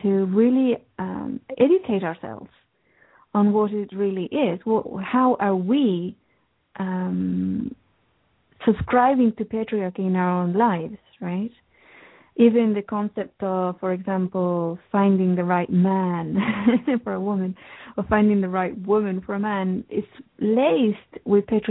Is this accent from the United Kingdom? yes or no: yes; England, United Kingdom; I grew up in England.